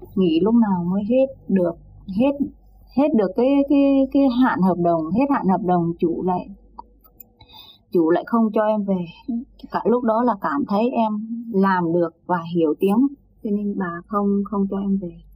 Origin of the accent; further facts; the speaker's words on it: Thanh Hóa, Vietnam; moved away as an adult; also born or lived in Saudi Arabia; em quê Thanh Hóa